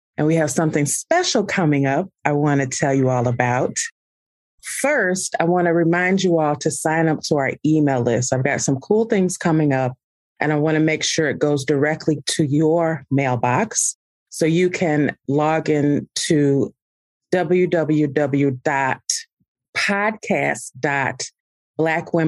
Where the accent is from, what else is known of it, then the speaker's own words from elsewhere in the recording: Alton, Illinois, United States; I'm a River City girl. I was born in Alton, Illinois, literally not even a block from the Mississippi River